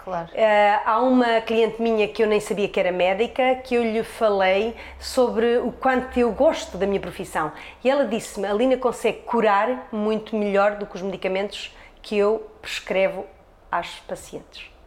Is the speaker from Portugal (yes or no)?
yes; Norte, Portugal; moved away; Eu vim de Trás-os-Montes à procura da civilização, porque eu achava que Trás-os-Montes era uma parvalheira. Só que a essência está em Trás-os-Montes, não encontrei a civilização.